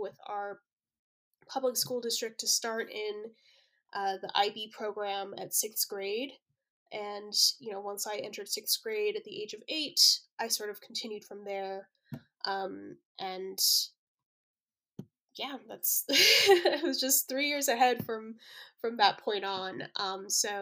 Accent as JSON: {"language": "English", "town": "Colorado Springs", "region": "Colorado", "country": "United States", "tie": "born or raised there", "said": "I grew up in Colorado Springs, which is the second largest city in Colorado"}